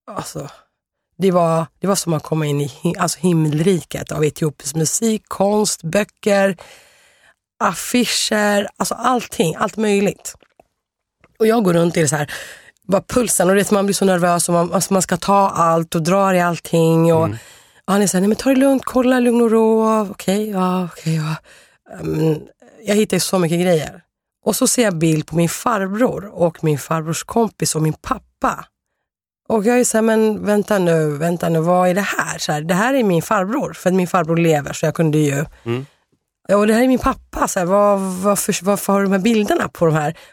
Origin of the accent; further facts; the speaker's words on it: Sweden; jag är här eh, från Sverige.